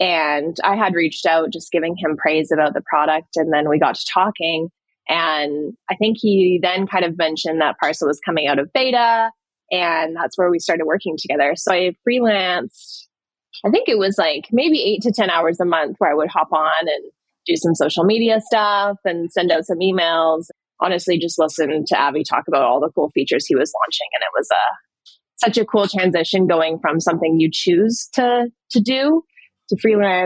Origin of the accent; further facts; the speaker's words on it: Canada; moved away as an adult; also born or lived in London; I'm from Canada